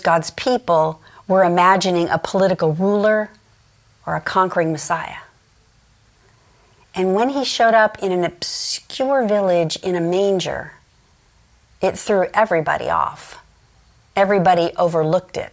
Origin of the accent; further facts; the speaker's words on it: Los Angeles, California, United States; I grew up in Los Angeles